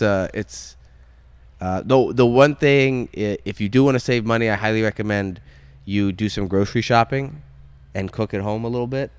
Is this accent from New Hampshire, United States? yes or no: no; Maine, United States; I grew up in Maine